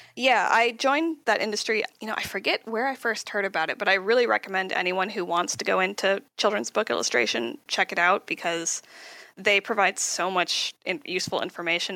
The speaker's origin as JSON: {"language": "English", "region": "Southern California", "country": "United States", "tie": "born or raised there", "said": "I'm from uh, California, Southern California. I grew up here, always lived here."}